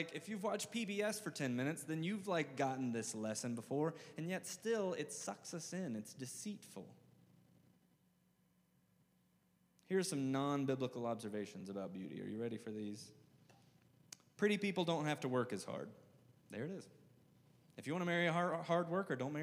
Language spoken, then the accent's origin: English; the South, United States; I'm from the South. I say awe with like multiple syllables